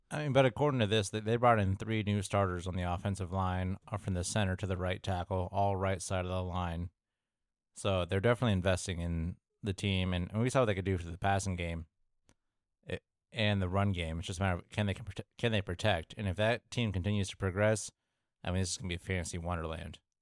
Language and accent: English; Midwest, United States; I'm from the Midwest